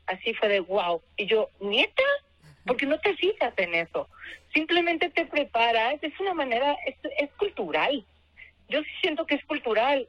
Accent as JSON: {"language": "Spanish", "town": "Guadalajara", "region": "Jalisco", "country": "Mexico", "moved": "yes", "lives_now": "Mexico City, Mexico", "said": "ir a mi tierra, que casi nunca voy, casi nunca puedo salir de, de la Ciudad de México"}